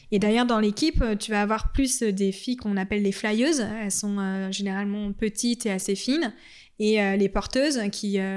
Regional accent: Annecy, Auvergne-Rhône-Alpes, France; On, est, on vient

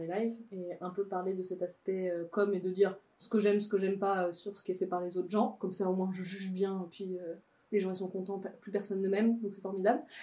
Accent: Savoie, Auvergne-Rhône-Alpes, France; moved away; de là où je viens, donc en Savoie de Savoie, dans ma famille

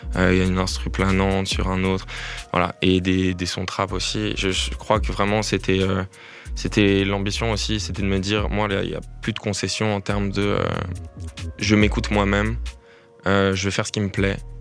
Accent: Lyon, Auvergne-Rhône-Alpes, France; moved away as an adult; now in Brussels, Belgium; je suis arrivé à Bruxelles il y a un an et demi, donc moi je viens de la France, depuis Lyon

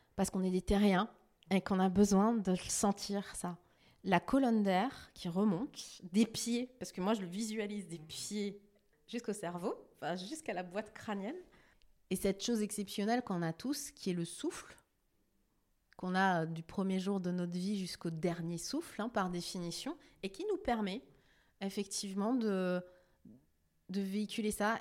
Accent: Strasbourg, Grand Est, France; now in Sarthe, France; je suis strasbourgeoise, je suis alsacienne. Je suis une fille de l'Est.

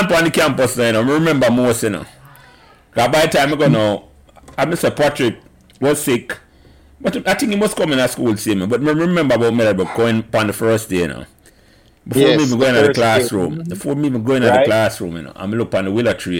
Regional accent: Jamaica; I grew up on Calbeck Avenue

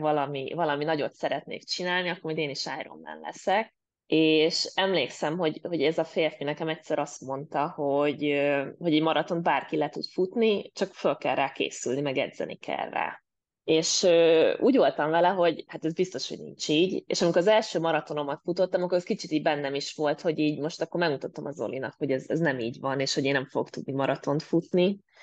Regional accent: Mór, Fejér, Hungary; moved away as an adult; now in Denmark; a szülővárosomban én Móról származom

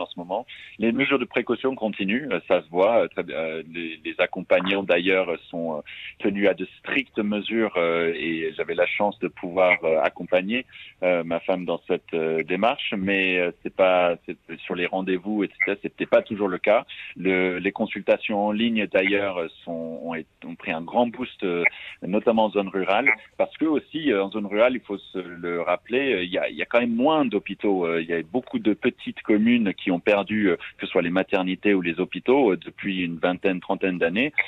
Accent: United States; now in France; je, suis américain, euh, franco-américain, j'ai grandi aux États-Unis

